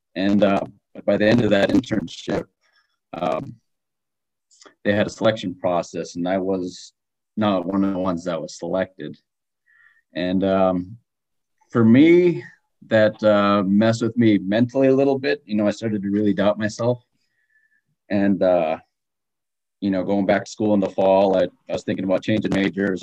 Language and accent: English; Galena, Alaska, United States; also born or lived in Wasilla, Alaska; my hometown is Galena, Alaska